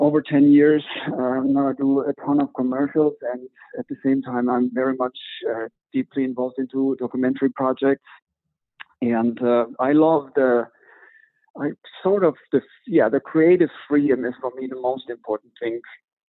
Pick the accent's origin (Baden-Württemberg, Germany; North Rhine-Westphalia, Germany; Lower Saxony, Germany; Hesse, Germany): North Rhine-Westphalia, Germany; Düsseldorf; moved away as an adult; also born or lived in Mallorca; Moved back to my hometown, Düsseldorf